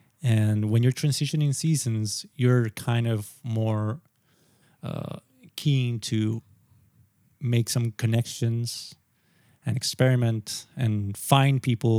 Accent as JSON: {"language": "English", "country": "Sri Lanka", "lives_now": "Japan", "said": "And then I come to Japan and I'm like, oh, I'm from Sri Lanka."}